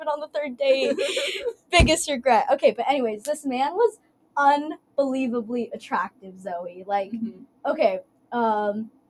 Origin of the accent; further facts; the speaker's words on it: Dallas, Texas, United States; I'm from Dallas